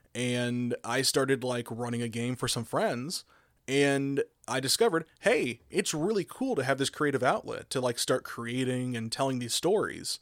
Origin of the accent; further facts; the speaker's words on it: Oklahoma, United States; I grew up in Oklahoma